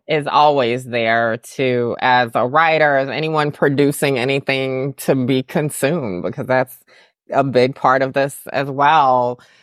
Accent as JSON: {"language": "English", "region": "the South", "country": "United States", "tie": "born or raised there", "said": "I'm from the South"}